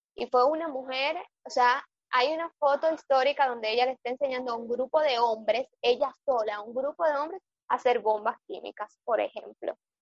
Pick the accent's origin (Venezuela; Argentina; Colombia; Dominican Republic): Dominican Republic